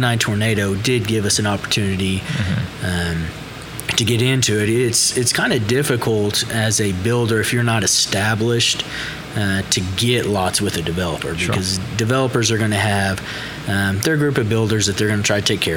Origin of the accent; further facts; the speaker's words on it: Moore, Oklahoma, United States; Born and raised in Moore, Oklahoma.